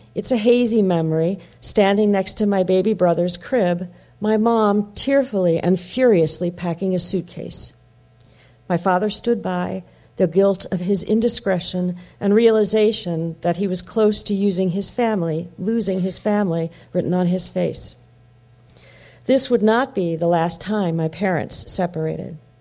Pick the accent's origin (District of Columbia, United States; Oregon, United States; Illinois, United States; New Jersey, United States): Illinois, United States; Wheeling; When I was born in Wheeling, Illinois, my mother was 17 and my father 18